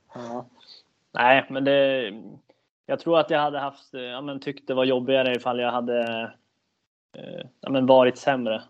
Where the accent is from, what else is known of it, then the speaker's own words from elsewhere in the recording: Södertälje, Stockholm County, Sweden; moved away as an adult; now in Kalmar, Sweden; jag född och uppväxt i Södertälje